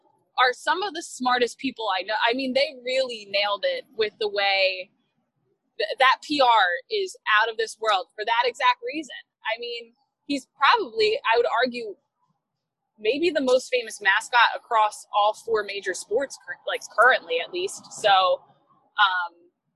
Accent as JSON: {"language": "English", "region": "New Jersey", "country": "United States", "tie": "born or raised there", "also_born_or_lived": "Hawaii", "moved": "as an adult", "lives_now": "Philadelphia, United States", "said": "I'm from South Jersey"}